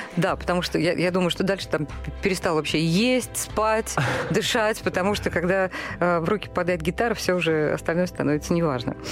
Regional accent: Saratov, Saratov Oblast, Russia; moved away; я бы человек провинциальный, да, я из Саратова

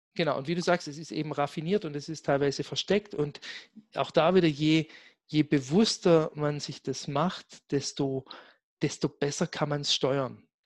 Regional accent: Black Forest, Baden-Württemberg, Germany; moved away; ich komme ja gebürtig aus dem Schwarzwald

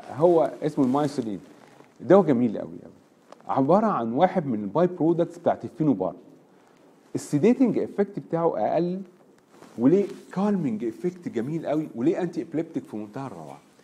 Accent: Egypt; عندنا في مصر

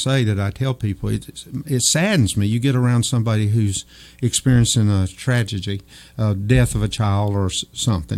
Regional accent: Old Fort, United States; I grew up in Old Fort, knew a lot of people

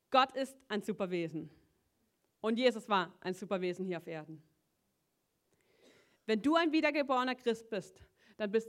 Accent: Schuttern, Baden-Württemberg, Germany; ich, ich komme aus Schuttern, so einem Dorf, wo keiner kennt.

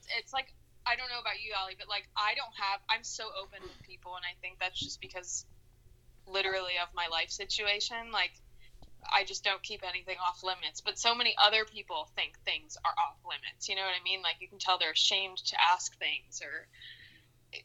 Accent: Houston, Texas, United States; also born or lived in Syracuse, New York; now in Orlando, United States; I was raised in Houston. I was born in Syracuse, New York, and then I lived a few other places, moved to Houston, but I was raised there, and now I live in Orlando, Florida.

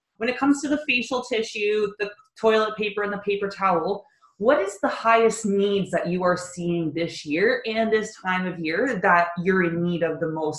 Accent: Kitchener, Ontario, Canada; I came from Kitchener. I've only lived here for 2.5 years.

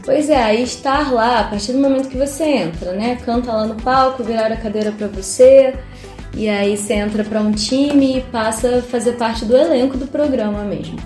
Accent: Nova Friburgo, Rio de Janeiro, Brazil; sou carioca, vim morar em Friburgo com quatro aninhos

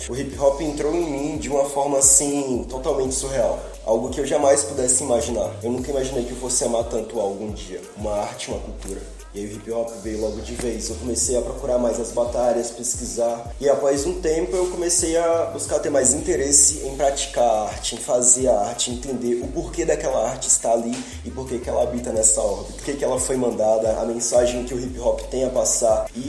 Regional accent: Simões Filho, Bahia, Brazil; also born or lived in Salvador; criado em Simões Filho, que é uma cidade localizada na região metropolitana de Salvador, BA.

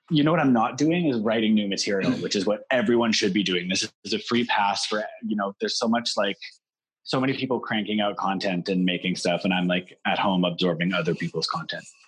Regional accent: Canada; as Canadian performers

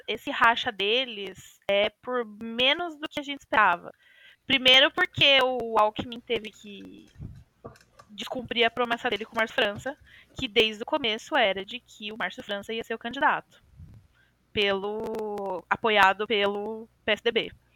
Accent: São Paulo, Brazil; nasci, cresci, vivi a vida inteira em São Paulo, cidade de São Paulo

